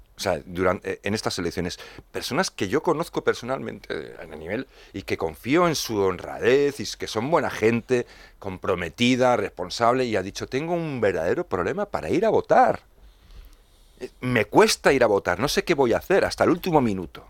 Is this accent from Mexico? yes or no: no; Madrid, Community of Madrid, Spain; como madrileño los comprendo